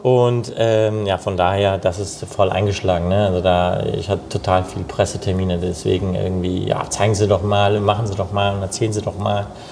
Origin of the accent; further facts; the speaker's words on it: Cologne, North Rhine-Westphalia, Germany; Ich bin hier in Köln geboren und äh, groß geworden, aufgewachsen